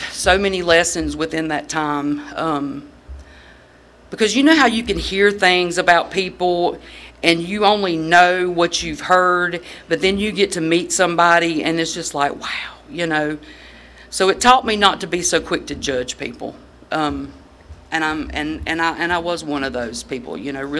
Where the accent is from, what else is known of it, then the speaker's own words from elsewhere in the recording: Moore County, North Carolina, United States; moved away as an adult; now in Raleigh, United States; I'm originally from Moore County, but I do reside in Raleigh now